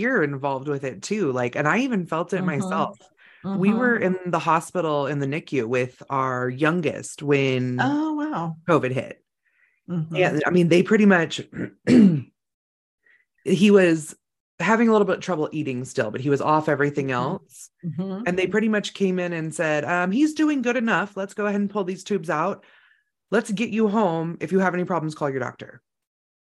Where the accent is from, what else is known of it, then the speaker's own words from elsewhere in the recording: Northern California, United States; moved away as an adult; also born or lived in Oregon; I grew up in Northern California